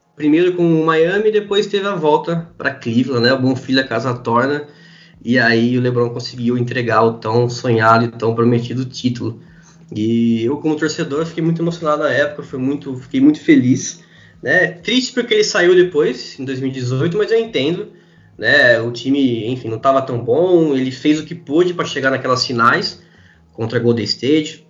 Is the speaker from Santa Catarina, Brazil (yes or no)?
no; Araras, São Paulo, Brazil; also born or lived in Campinas; eu sou de Araras, interior de São Paulo, estudei um tempo em Campinas